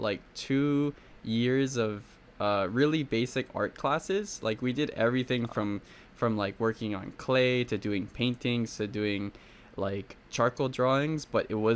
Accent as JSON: {"language": "English", "region": "Hawaii", "country": "United States", "said": "I'm from Hawaii actually"}